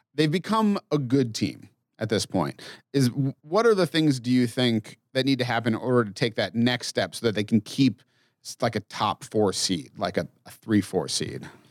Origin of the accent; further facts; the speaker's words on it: Massachusetts, United States; I grew up in Massachusetts